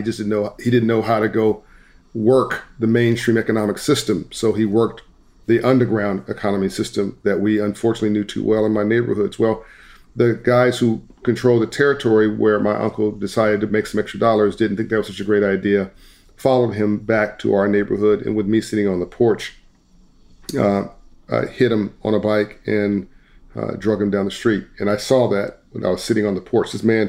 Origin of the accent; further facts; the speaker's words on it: Compton, California, United States; Compton, California, South Central Los Angeles.